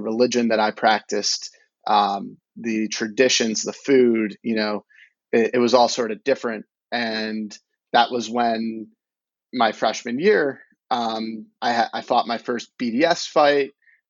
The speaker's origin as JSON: {"language": "English", "town": "Deerfield", "region": "Illinois", "country": "United States", "tie": "born or raised there", "also_born_or_lived": "Columbus, Ohio", "moved": "as an adult", "said": "I grew up in Deerfield, Illinois. It's about 45-50% Jewish area. So I didn't really realize about my own Jewish identity because it was so common and so known"}